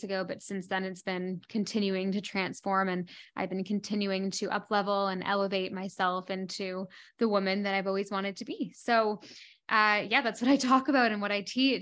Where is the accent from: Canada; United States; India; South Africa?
Canada; moved away as an adult; also born or lived in London; now in Bahamas; I am a Canadian that lives in the Bahamas